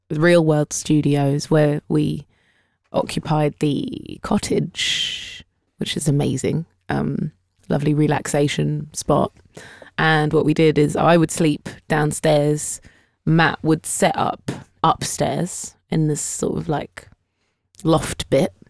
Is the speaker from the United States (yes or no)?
no; United Kingdom; we are British